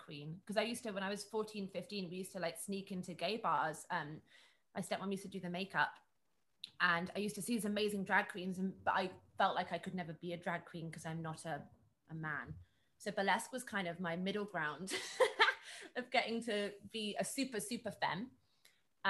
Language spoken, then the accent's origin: English; Birmingham, West Midlands, United Kingdom; I grew up in Birmingham